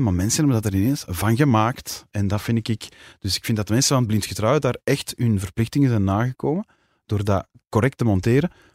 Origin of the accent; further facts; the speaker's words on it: Kontich, Flanders, Belgium; Het is ook mijn heimat, hè. dus ja, daar ben ik ook opgegroeid